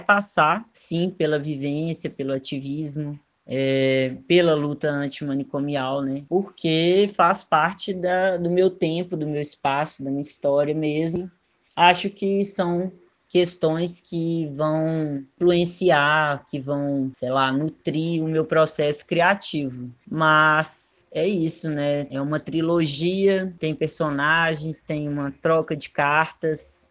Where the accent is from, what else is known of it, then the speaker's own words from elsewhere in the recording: Sete Lagoas, Minas Gerais, Brazil; also born or lived in Belo Horizonte; Eu nasci em BH, mas fui criado em Sete Lagoas